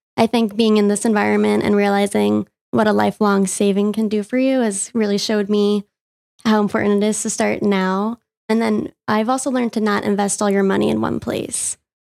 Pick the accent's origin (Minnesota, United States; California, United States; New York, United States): New York, United States; Long Island; I grew up on Long Island